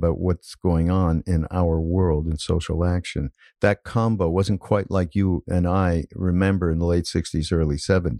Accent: Canada; now I'm Canadian

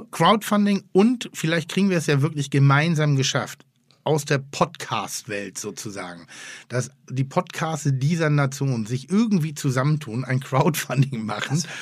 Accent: Frankfurt, Hesse, Germany; Ich hatte das als Frankfurter.

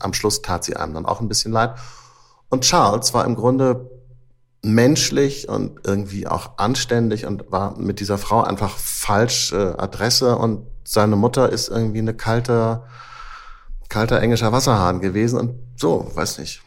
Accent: Hamburg, Germany; Wir Hamburger sind bekannt dafür, wie wir aus uns selber herausgehen

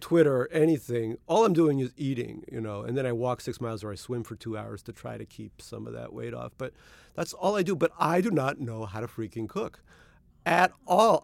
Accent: New York City, New York, United States; also born or lived in Russia; I grew up in Eastern Queens, Little Neck Queens

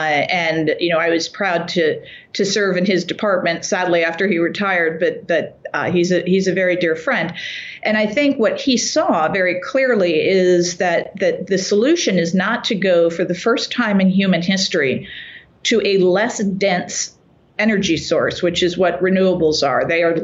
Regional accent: near Three Mile Island, Pennsylvania, United States; I grew up near Three Mile Island

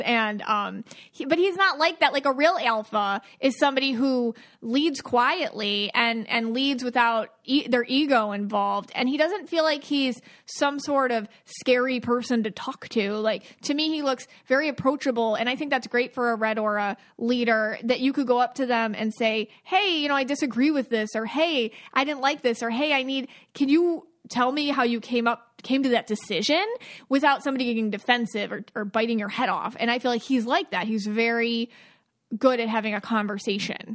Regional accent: Buffalo, New York, United States; now in Florida, United States; I'm from Buffalo, and I, but I live in Florida

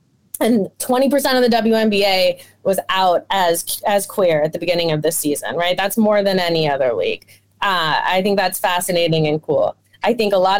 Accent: Oakland, California, United States; I grew up in Oakland, California

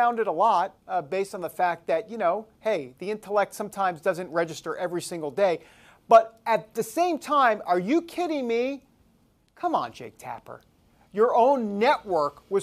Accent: New York, United States; I'm from New York

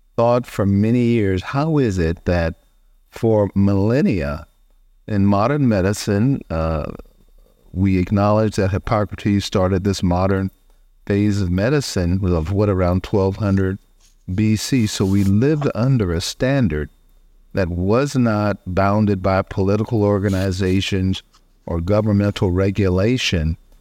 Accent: College Station, Texas, United States; my hometown, Bryan College Station, Texas

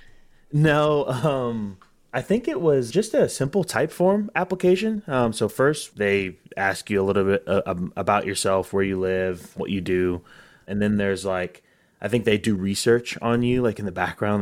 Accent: Northwest Arkansas, United States; moved away; also born or lived in Texas; I grew up in Northwest Arkansas, so I wanted to come back home.

